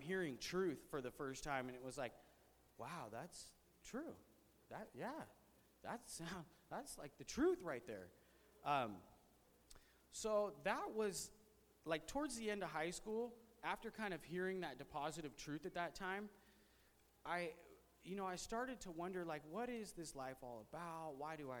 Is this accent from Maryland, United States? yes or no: no; Visalia, California, United States; I was born and raised here in Visalia, California